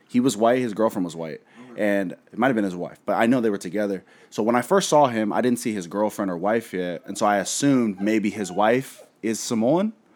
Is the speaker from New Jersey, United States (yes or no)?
no; Seattle, Washington, United States; we're from Seattle, where Asian cuisine is just top notch here.